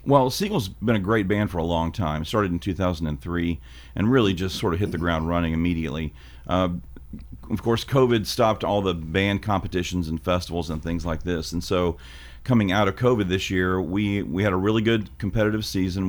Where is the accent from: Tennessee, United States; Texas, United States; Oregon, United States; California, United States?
Tennessee, United States; Hickman County; I'm from Hickman County High School